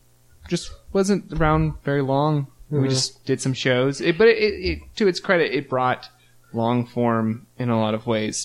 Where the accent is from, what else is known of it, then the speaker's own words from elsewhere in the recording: North Carolina, United States; Where am I from, Elizabeth? North Carolina.